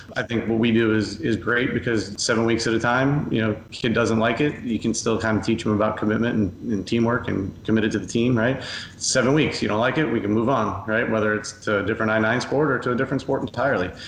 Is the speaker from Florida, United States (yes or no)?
yes; Coral Springs, Florida, United States; I grew up in Coral Springs, uh, the son of a local pediatrician.